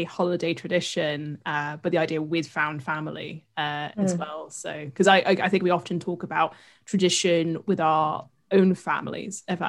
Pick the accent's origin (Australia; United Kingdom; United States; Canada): United Kingdom; accent: UK; I live in the UK, as you can tell by my accent